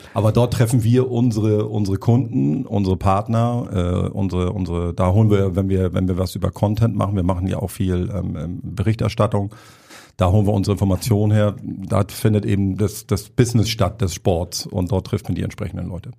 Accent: Hamburg, Germany; ich bin gebürtiger Hamburger auch, also ich verstelle mich jetzt hier nicht mit der Stimme, mein Dialekt ist so

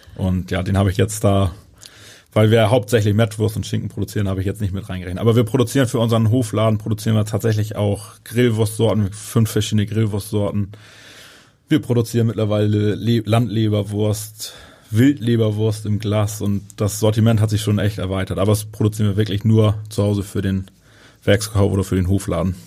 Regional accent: Northern Germany, Germany; bei uns in Norddeutschland

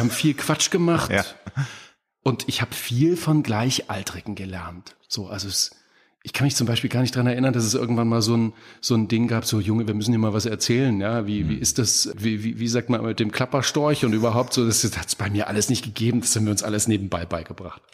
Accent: Apolda, Thuringia, Germany; moved away; in meiner Heimatstadt Apolda, mitten in Thüringen

